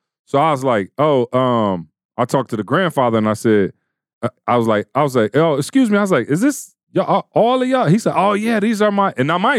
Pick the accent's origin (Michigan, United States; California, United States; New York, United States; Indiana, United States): Michigan, United States; Lansing; moved away; So Catholic Central is Lansing Catholic Central. My hometown is a Catholic high school, IHM. And of course, you know, I grew up Catholic